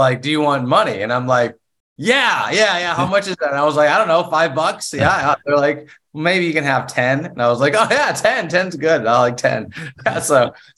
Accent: South Carolina, United States; now in Knoxville, United States; I grew up in South Carolina

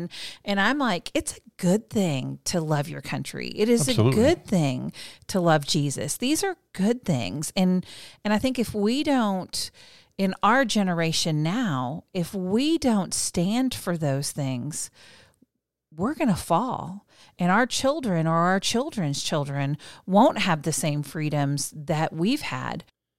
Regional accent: The Woodlands, Texas, United States; so I grew up in the Woodlands, Texas, which is a little idyllic planned community in the suburbs of Houston.

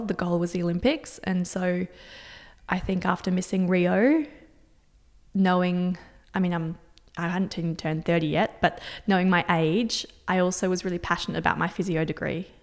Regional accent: Singapore; moved away; I was born and grew up in Singapore.

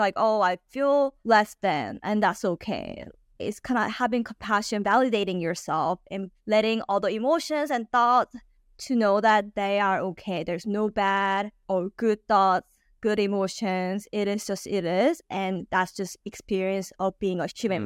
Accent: California, United States; moved away; also born or lived in Texas; I grew up in California

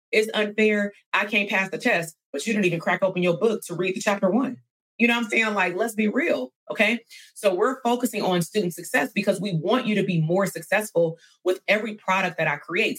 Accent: California, United States; I'm from California

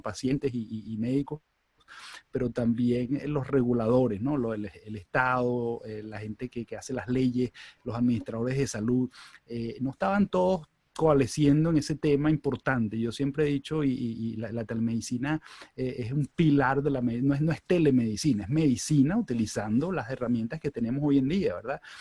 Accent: Venezuela; moved away as an adult; also born or lived in Chicago / Michigan; now in United States; yo soy venezolano, yo, yo nací, me crié en Venezuela

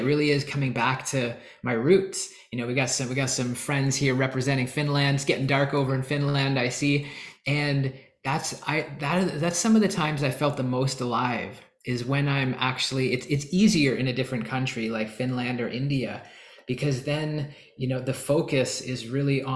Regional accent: Canada; I'm from Canada.

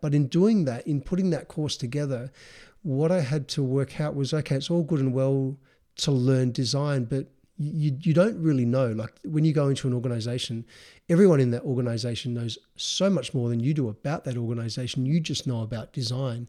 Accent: Adelaide, South Australia, Australia; we grew up in Adelaide, South Australia

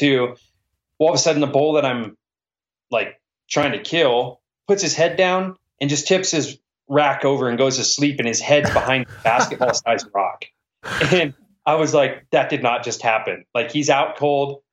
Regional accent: Washington, United States; I'm from Washington

